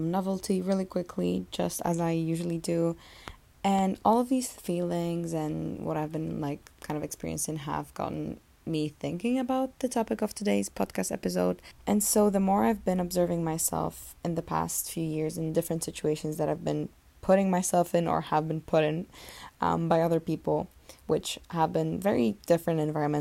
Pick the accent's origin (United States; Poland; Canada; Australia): Poland; moved away; home, which is in Poland